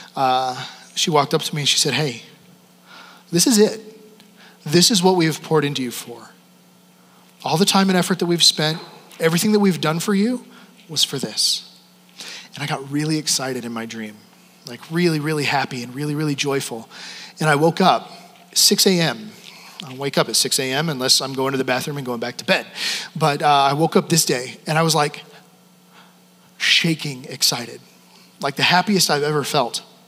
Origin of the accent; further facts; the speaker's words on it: Wyoming, United States; moved away as an adult; also born or lived in Canada; I'm from Wyoming.